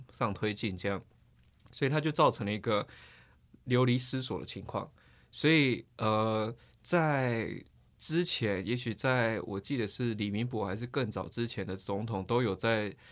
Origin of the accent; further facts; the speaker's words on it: Taiwan; 我们台湾人可能又觉得，诶，蛮奇怪的，台湾人可能跟小朋友睡觉顶多，也许幼稚园就差不多了